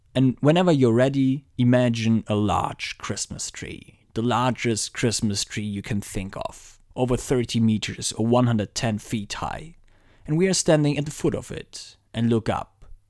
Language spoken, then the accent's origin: English; Frankfurt, Hesse, Germany; since Frankfurt is my hometown